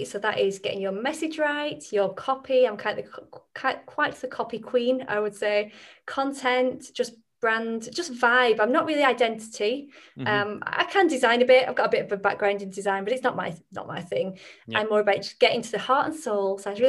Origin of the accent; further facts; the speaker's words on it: Burnley, North West England, United Kingdom; accent: northern English; If I do my northern accent, that is where I'm from. It's from a little place called Burnley originally. They have a really thick accent.